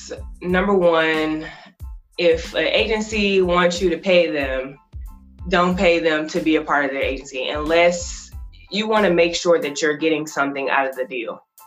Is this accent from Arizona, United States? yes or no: no; Florida, United States; also born or lived in Michigan / Georgia; I was born in Michigan. I started elementary school in Georgia, and I grew up in Florida.